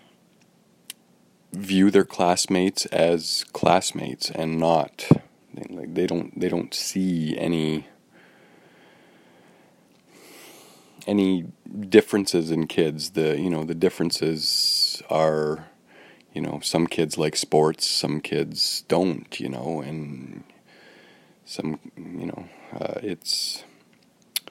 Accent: Woodstock, Ontario, Canada; born or raised there; now in Toronto, Canada

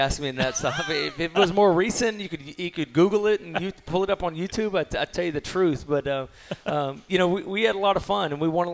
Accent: Mexia, Texas, United States; growing up in Mexia, you had to drive 45 minutes to Waco to go to a movies

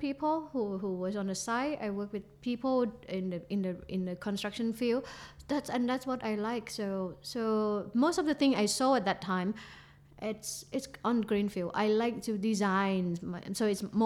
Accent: Phuket, Thailand; also born or lived in Qatar; I'm going to go back to my hometown

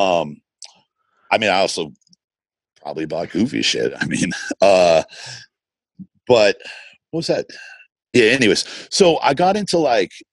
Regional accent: Boston, Massachusetts, United States; growing up in Boston

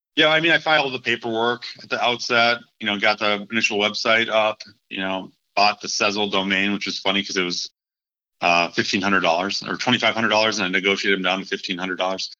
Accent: Minneapolis, Minnesota, United States; moved away; also born or lived in Charlotte; Minneapolis, which is my hometown

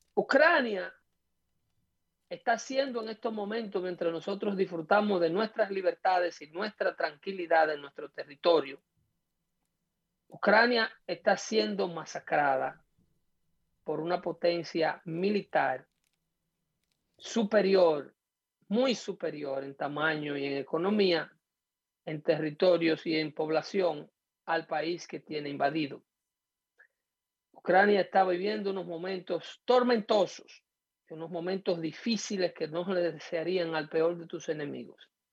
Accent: Dominican Republic; moved away as an adult; now in United States; un vínculo directo, cultural fuerte, ligado a la dominicanidad, en el caso mío

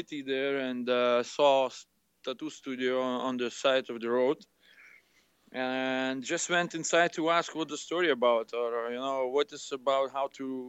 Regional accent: Lithuania; English is a second language; Back in Lithuania. It's my place.

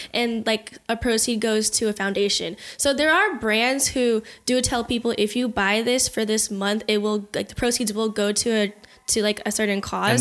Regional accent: United States; I'm from the U S

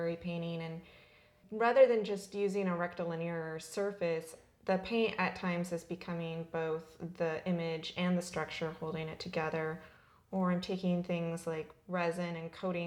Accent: Southern California, United States; also born or lived in Albany, Oregon / Portland, Oregon; I was born in Albany, Oregon, and I was in the Portland metropolitan area for part of my childhood and then spent much of the rest of it in Southern California

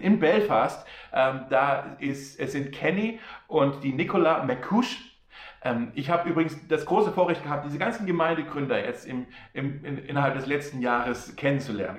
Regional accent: Germany; Wir Deutsche

